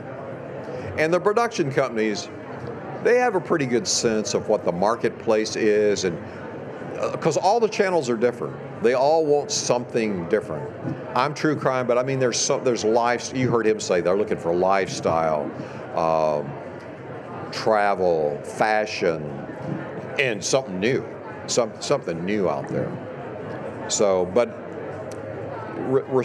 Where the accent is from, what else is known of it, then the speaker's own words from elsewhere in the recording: East Texas, United States; I grew up in East Texas in a big horse family